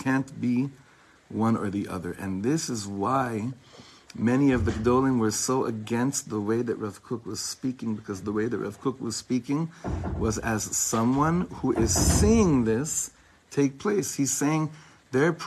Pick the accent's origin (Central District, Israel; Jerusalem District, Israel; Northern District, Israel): Central District, Israel; Ra'anana; I grew up in Ra'anana